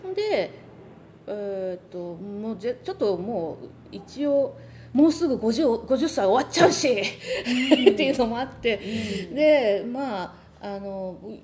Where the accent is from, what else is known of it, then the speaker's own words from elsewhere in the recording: Japan; now in United States; 日本人なんで